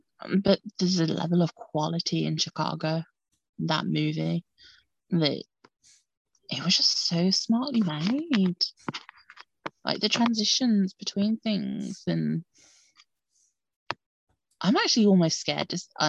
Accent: United Kingdom; obviously I'm British.

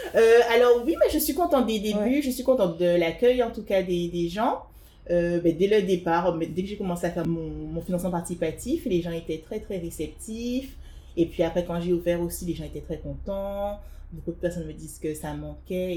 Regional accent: Guadeloupe; moved away as an adult; also born or lived in Paris; je suis guadeloupéenne et euh, donc je suis née et j'ai grandi en Guadeloupe. J'ai vécu en Guadeloupe jusqu'à mes 18 ans. Après, je suis venue à Paris

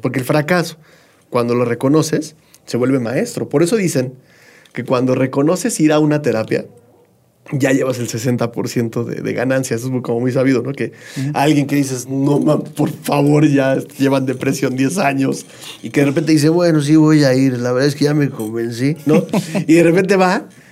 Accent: State of Mexico, Mexico; Yo soy del, Estado de México

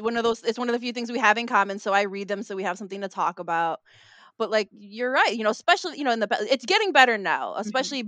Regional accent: Chicago, Illinois, United States; Filipino American, born and raised in Chicago

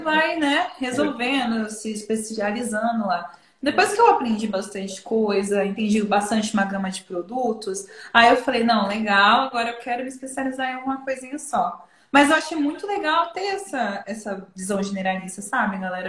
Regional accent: interior of São Paulo, Brazil; eu sou de São Paulo, né? no interior de São Paulo

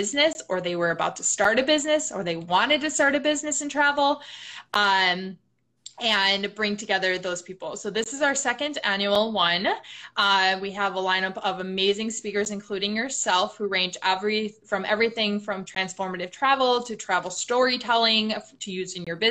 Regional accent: Milwaukee, Wisconsin, United States; moved away; also born or lived in Chicago; I'm originally from Milwaukee, Wisconsin

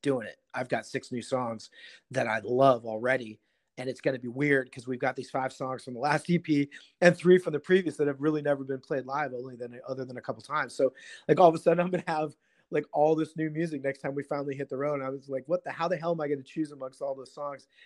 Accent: Seattle, Washington, United States; I grew up in Seattle

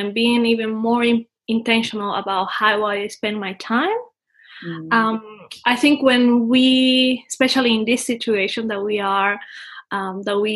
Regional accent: Dominican Republic; moved away; I come from Dominican Republic. I am the oldest of five siblings, although I'm also kind of a middle child because my father had another family. I think I grew up with a lot of change. You know, we used to move a lot. So, you know, I think I live pretty much in all the country

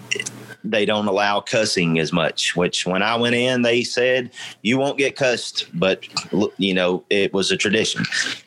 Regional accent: United States; us as American people

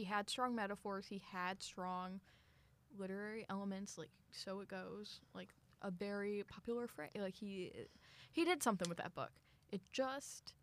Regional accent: Missouri, United States; moved away as an adult; now in Tulsa, United States; I'm from Missouri.

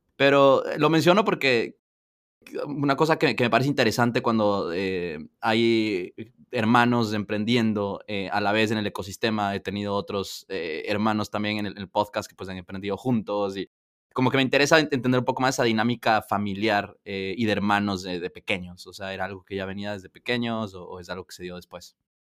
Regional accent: Ecuador; yo soy ecuatoriano, Ecuador

